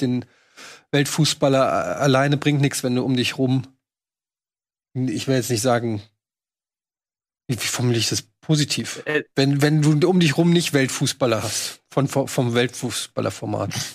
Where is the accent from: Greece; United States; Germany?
Germany; wir als Deutsche